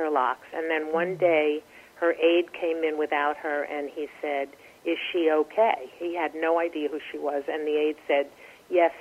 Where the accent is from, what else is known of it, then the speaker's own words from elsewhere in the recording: Miami Beach, Florida, United States; moved away as an adult; now in New York, United States; I grew up in Miami Beach.